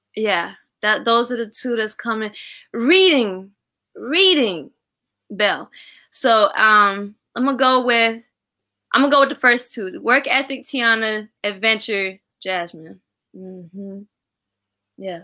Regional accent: Kolkata, West Bengal, India; now in United States; i'm east bengali american so uh, i'm from well it's actually called west bengal um okay. so i was born in, in kolkata

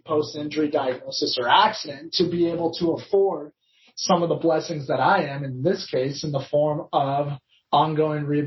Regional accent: Claremont, California, United States; my hometown in Claremont

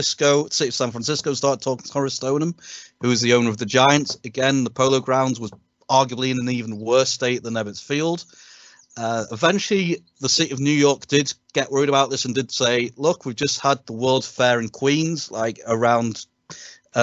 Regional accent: United Kingdom; us as British sports fans

